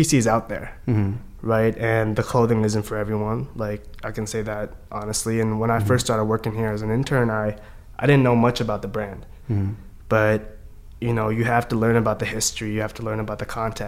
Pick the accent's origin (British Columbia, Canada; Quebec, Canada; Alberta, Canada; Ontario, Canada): British Columbia, Canada; Vancouver; they came from the Philippines to Canada, where I grew up in Vancouver